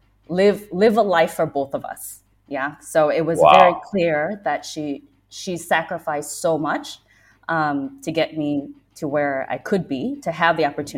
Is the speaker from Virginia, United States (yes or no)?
no; Missouri, United States; moved away as an adult; also born or lived in Vietnam / New York; now in London, United Kingdom; growing up in Missouri